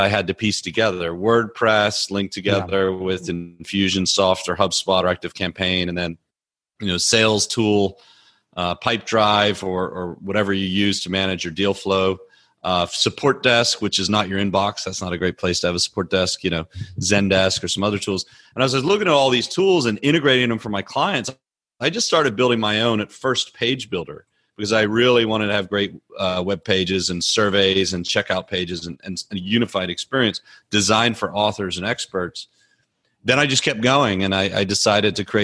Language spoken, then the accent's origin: English; Louisiana, United States; moved away as an adult; also born or lived in Belfast, Northern Ireland; My whole family moved when I was nine in 87 to the States, grew up in Louisiana.